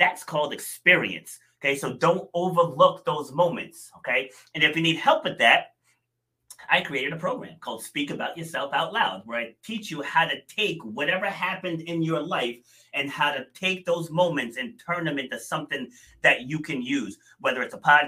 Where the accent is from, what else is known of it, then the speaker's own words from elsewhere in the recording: Rhode Island, United States; also born or lived in New York City; I was born in New York City, but I spent the boat, I think we moved to Rhode Island when I was 2.5, I want to say. So I'm definitely from Rhode Island